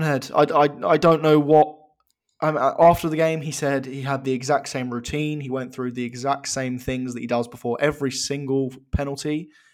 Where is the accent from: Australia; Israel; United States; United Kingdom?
United Kingdom; England; As an Englishman